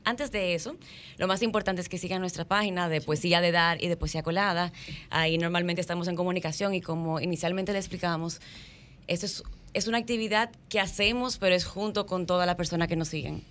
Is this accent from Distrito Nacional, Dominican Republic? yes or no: no; San Pedro de Macorís, Dominican Republic; Yo nací en San Pedro de Macorís, que es lugar de los poetas